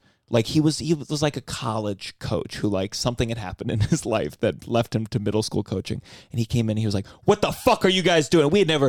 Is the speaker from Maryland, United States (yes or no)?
yes; Maryland, United States; This was in Potomac, Maryland. I grew up in Maryland.